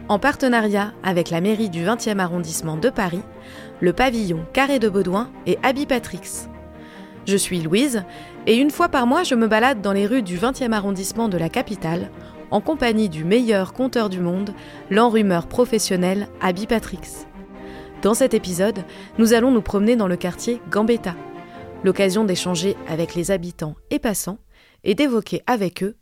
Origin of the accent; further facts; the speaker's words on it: Belgium; Non, je viens de Belgique.